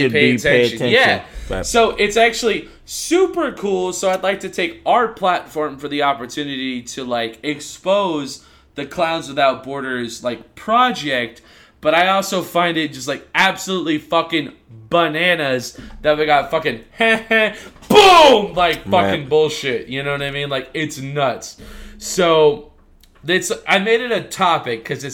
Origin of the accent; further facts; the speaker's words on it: United States; I'm an American